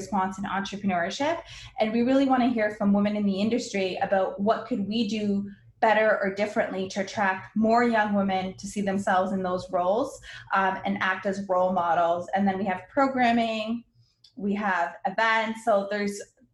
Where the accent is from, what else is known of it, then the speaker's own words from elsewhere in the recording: Windsor, Ontario, Canada; also born or lived in Lebanon; my family immigrated to Canada when I was one, I was born in Lebanon. We grew up poor